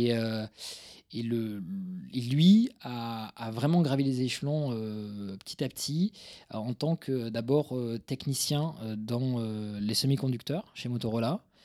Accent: Toulouse, Occitania, France; c'est euh, banlieue toulousaine. je suis toulousain d'origine

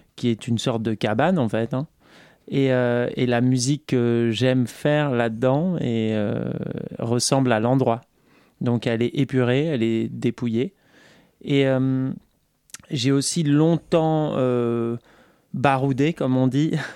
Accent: south-west France, France; J'ai fait un, groupe dans le, dans le sud-ouest de la France, là où je viens, là d'où je viens.

